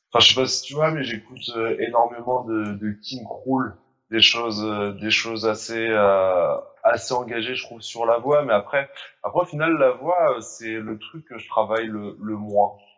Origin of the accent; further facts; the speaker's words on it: Normandy, France; moved away as an adult; now in Brest, France; je suis originaire de Normandie, d'un petit bled euh, à côté d'Evreux et après avec les études, je me suis retrouvé à bouger euh, à Brest en Bretagne.